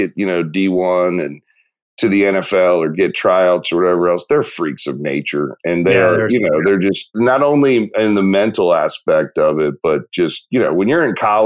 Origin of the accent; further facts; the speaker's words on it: Marietta, Georgia, United States; Grew up in area outside of Atlanta, Marietta, Georgia. It's called East Cobb